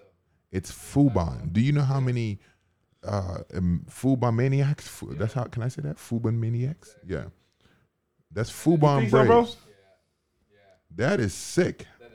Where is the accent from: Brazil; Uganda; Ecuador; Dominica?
Dominica; moved away; So I was born in Dominica